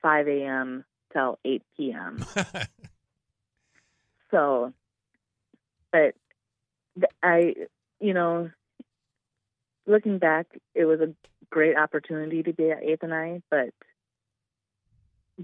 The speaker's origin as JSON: {"language": "English", "town": "Oakdale", "region": "Minnesota", "country": "United States", "tie": "born or raised there", "moved": "yes", "lives_now": "West Fargo, United States", "said": "I'm originally from Oakdale, Minnesota. And that is where I grew up."}